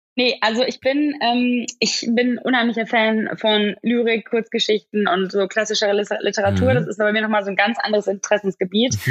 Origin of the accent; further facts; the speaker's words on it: Oberhausen, North Rhine-Westphalia, Germany; also born or lived in Gelsenkirchen; ich komme eigentlich aus dem Ruhrgebiet ich mhm. komme aus Oberhausen